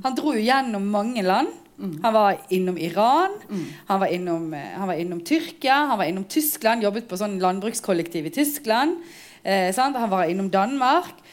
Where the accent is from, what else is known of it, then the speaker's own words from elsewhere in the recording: Bergen, Vestland, Norway; Jeg er født og oppvokst her i Bergen, men har foreldre eh, som kom til Norge som arbeidsinnvandrere